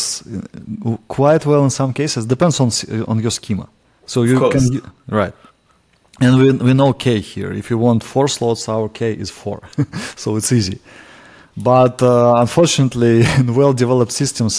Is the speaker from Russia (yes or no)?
yes; Russia; accent: Russian; English is a second language; my Russian accent